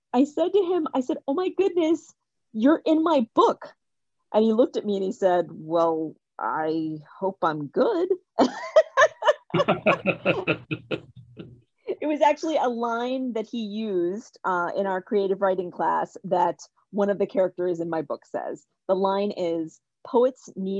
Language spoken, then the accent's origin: English; Kentucky, United States; moved away as an adult; also born or lived in India / Boston area; now in Boston, United States; I was born in India. I immigrated to the U.S. as a baby. I grew up in Kentucky, not far from where you are. And then I moved to the Boston area for college, and I've been here ever since.